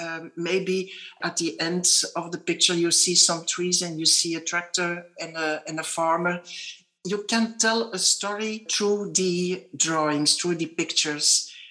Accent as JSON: {"language": "English", "country": "DR Congo", "tie": "born there", "second_language": "English", "said": "that's my little wink, because I was born in Congo"}